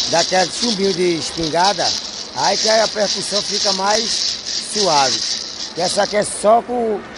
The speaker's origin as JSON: {"language": "Portuguese", "region": "Pernambuco", "country": "Brazil", "said": "minha cidade, minha aldeia é Aldeia Pancararu, divisa ali Lagoa, Pernambuco, Bahia, município Pretolândia, Jatobá e Itacaratu."}